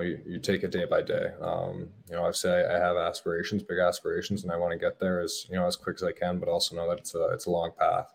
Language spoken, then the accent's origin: English; Hamilton, Ontario, Canada; I was actually born in born in Hamilton